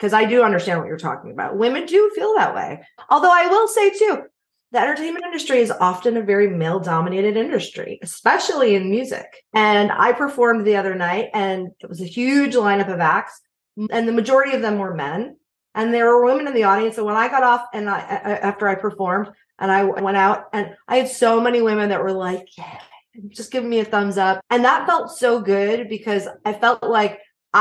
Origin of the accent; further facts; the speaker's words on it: New York, United States; now in Nashville, United States; I'm from different parts of New York